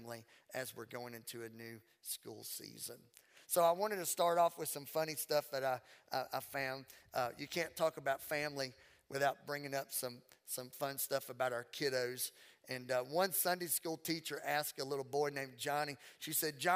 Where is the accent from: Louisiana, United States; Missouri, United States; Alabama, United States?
Louisiana, United States; accent: Southern; also born or lived in Mississippi; now in Texas, United States; I was born in Mississippi. I was raised in Louisiana